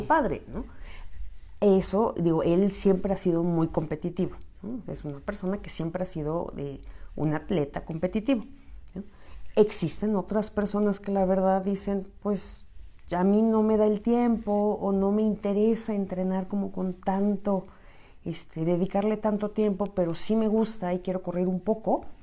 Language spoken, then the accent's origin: Spanish; Michoacán, Mexico; now in Mexico City, Mexico; yo soy de Occidente, bueno, soy de Michoacán, pero pues ya está, o sea, ya estoy muy cerca de Guadalajara, entonces mucho de lo que se come en Guadalajara también llegaba a mí, a mi pequeño terruño